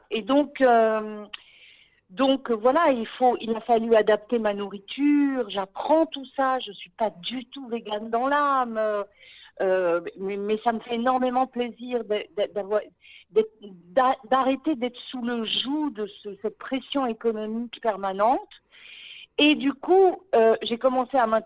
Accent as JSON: {"language": "French", "town": "Paris", "region": "Île-de-France", "country": "France", "moved": "as an adult", "lives_now": "Israel", "said": "effectivement, j'ai fait mon alia il y a huit ans et je venais de Paris. Je venais du monde du théâtre"}